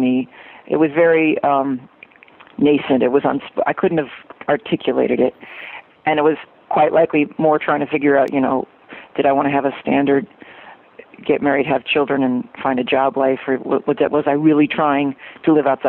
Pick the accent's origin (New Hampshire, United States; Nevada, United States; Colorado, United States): New Hampshire, United States; now in Utah, United States; I'm originally from New Hampshire